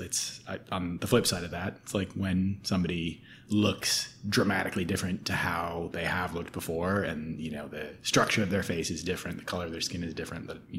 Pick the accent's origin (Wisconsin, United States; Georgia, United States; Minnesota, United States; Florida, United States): Minnesota, United States; I'm from Minnesota